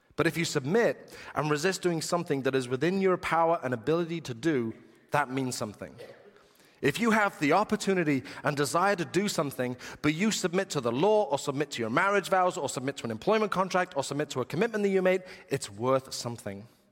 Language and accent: English; England, United Kingdom; being English